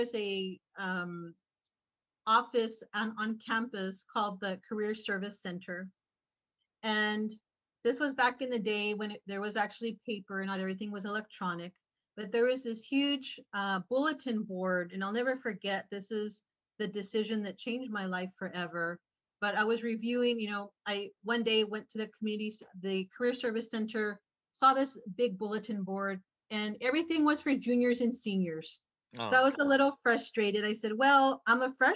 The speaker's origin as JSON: {"language": "English", "town": "Falfurrias", "region": "Texas", "country": "United States", "tie": "born or raised there", "moved": "yes", "lives_now": "San Antonio, United States", "said": "I was born and raised in South Texas in a very small town called Falfurrias, Texas."}